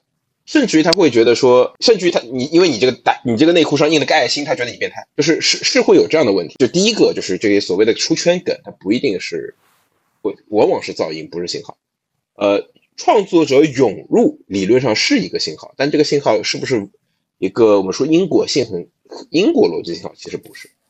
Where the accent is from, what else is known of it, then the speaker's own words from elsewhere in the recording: Shanghai, China; 对，上海人是有很明确的社区化的一种黑化体系的，你知道吗？对，就我们上海人看